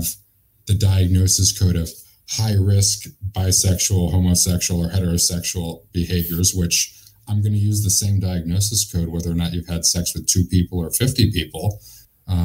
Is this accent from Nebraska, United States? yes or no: no; Hartford, Connecticut, United States; I grew up in Hartford, Connecticut in an Irish and Italian Catholic family